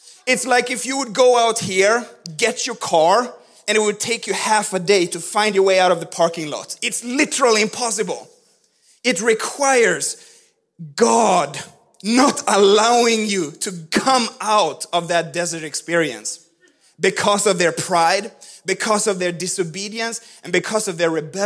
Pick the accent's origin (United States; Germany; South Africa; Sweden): Sweden; moved away; I grew up in Swedish Pentecostal church